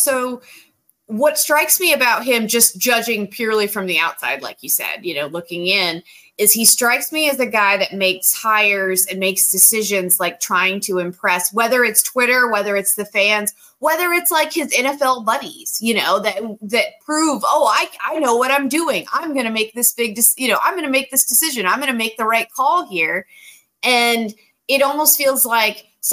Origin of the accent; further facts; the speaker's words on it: Greensboro, North Carolina, United States; I'm from Greensboro, so always glad to be on in the hometown